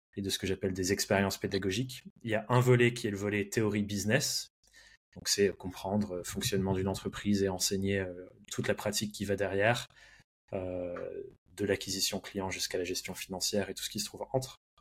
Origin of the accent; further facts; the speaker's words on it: France; also born or lived in England; je suis anglais de naissance, mais j'ai grandi en France, passé euh, quasiment toute ma vie en France